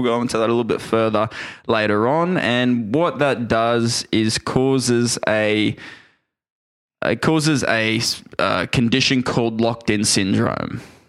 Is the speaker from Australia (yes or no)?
yes; Australia; we're Australian